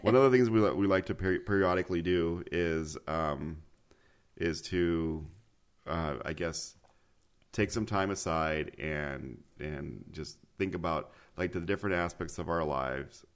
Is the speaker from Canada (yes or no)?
no; Mexico City, Mexico; moved away; Mexico City is my hometown.